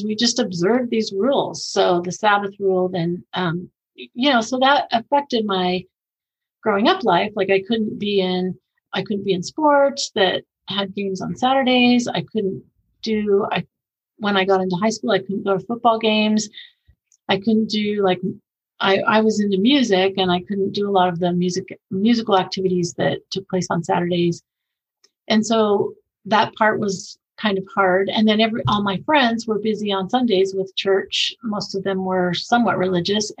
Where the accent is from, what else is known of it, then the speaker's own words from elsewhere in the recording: Bay Area, California, United States; moved away as an adult; also born or lived in Japan; now in Utah County, United States; I grew up in California, so in the Bay Area, moved here after I was married